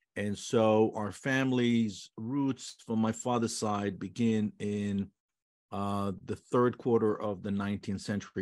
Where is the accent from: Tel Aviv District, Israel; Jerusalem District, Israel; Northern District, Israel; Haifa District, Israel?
Tel Aviv District, Israel; Holon; English is a second language; moved away as an adult; also born or lived in Jaffa / New York; we were raised in the city of Cholon, which was a southern suburb of Tel Aviv. I was born in Yafo, Jaffa.